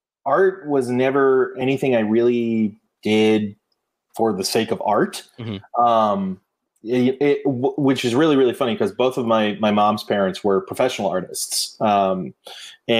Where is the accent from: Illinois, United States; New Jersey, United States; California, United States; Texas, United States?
California, United States; near Stanford University; I grew up near Stanford University